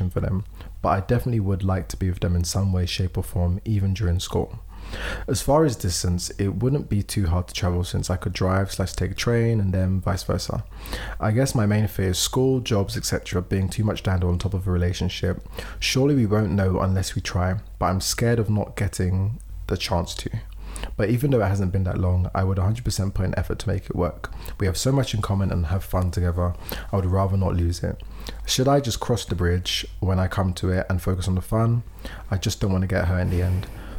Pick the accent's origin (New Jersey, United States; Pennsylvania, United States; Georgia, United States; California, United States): Pennsylvania, United States; Philadelphia; A little bit about me. I'm 19, black, born and raised in Philadelphia, and go by she, they pronouns.